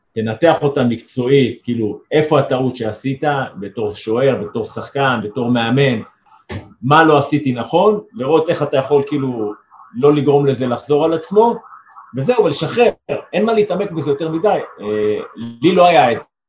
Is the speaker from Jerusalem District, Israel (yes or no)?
yes; Jerusalem, Jerusalem District, Israel; אני אה, אומנם ירושלמי, אבל גדלתי בצד, בצד האדום